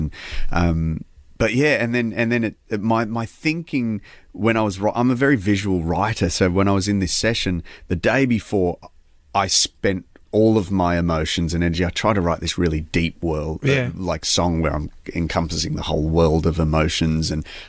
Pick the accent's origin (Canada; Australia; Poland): Australia; especially being an Aussie